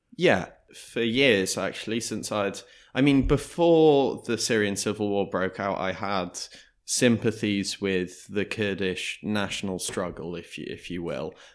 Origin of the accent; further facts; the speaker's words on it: Wales, United Kingdom; as a Welsh person